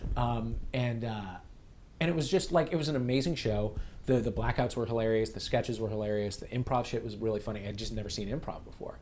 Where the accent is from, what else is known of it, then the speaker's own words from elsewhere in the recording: St. Louis, Missouri, United States; we lived in St. Louis